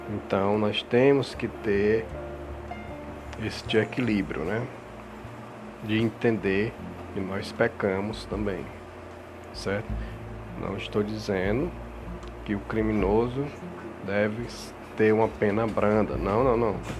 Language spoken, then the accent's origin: Portuguese; Brazil; nosso país, estamos falando como cidadão, como brasileiro